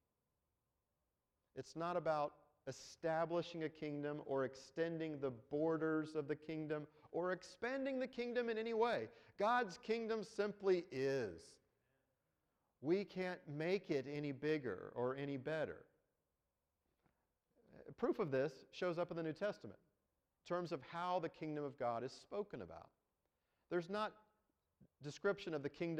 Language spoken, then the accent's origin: English; United States; we're Americans. We're from the United States of America